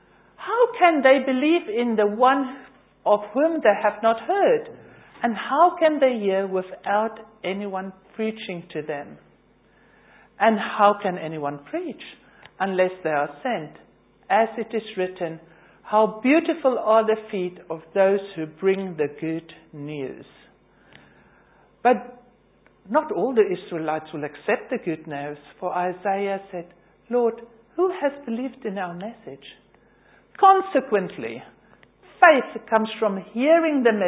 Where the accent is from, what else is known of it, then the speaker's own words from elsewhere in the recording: South Africa; now in London, United Kingdom; I'm originally from South Africa.